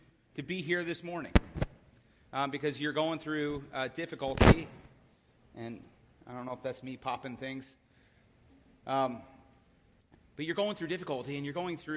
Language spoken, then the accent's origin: English; Philadelphia, Pennsylvania, United States; I am from Philadelphia